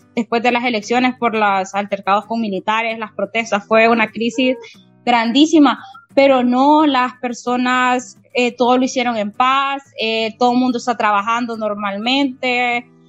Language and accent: Spanish; Honduras; lo digo como hondureña